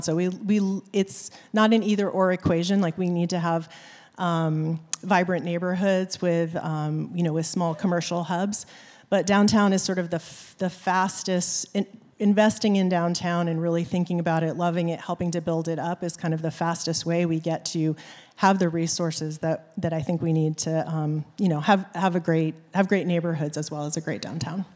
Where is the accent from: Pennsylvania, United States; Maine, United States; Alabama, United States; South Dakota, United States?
Maine, United States; moved away as an adult; now in South Bend, United States; I am a transplant from the East Coast. I grew up in Maine, and I moved to the South Bend area in, um, two thousand and one.